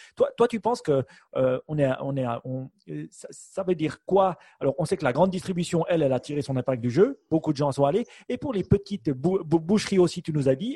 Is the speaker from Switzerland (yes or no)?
yes; Switzerland; chez nous en Suisse